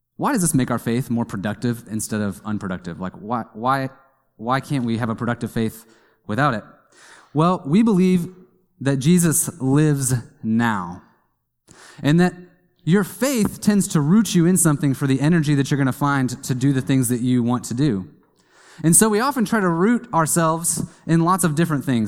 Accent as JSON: {"language": "English", "region": "Kansas", "country": "United States", "tie": "born or raised there", "said": "I grew up in Kansas"}